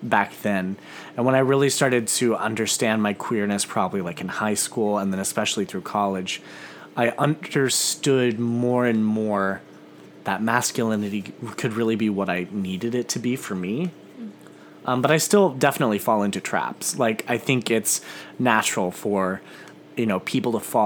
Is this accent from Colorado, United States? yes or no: no; Missouri, United States; I grew up in a very rural part of Missouri. My hometown has maybe 170 people.